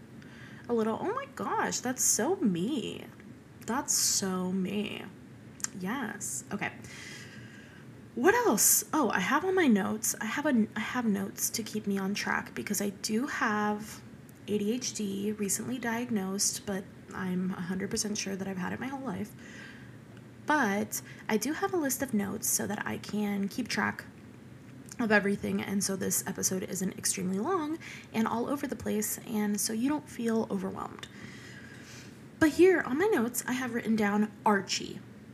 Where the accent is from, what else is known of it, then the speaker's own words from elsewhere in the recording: Venezuela; born there; And speaking of Hispanic, I am Hispanic. I was born in Venezuela, and my dad was born in Venezuela, and my mom was born in Ecuador.